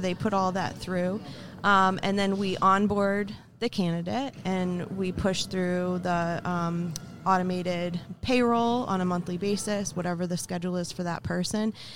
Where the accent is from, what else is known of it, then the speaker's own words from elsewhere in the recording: Vermont, United States; moved away as an adult; now in Boston area, United States; I grew up in a very, very small town in Vermont